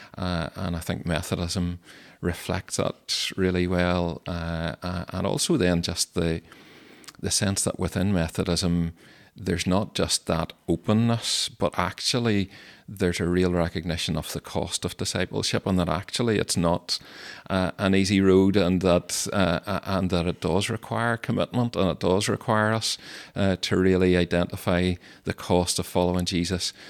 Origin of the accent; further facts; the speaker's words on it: Stewartstown, Northern Ireland, United Kingdom; I grew up in Sturchtown in County Tyrone